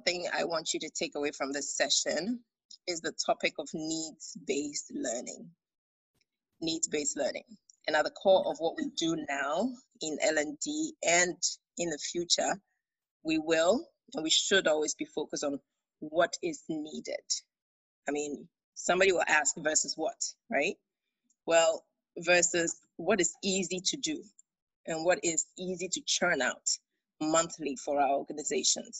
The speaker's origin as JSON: {"language": "English", "town": "Accra", "region": "Greater Accra", "country": "Ghana", "also_born_or_lived": "Minnesota, United States / United Kingdom", "moved": "as an adult", "said": "I am Ga, I'm from Ustu, and so you can't take me away from my Ga Kinki"}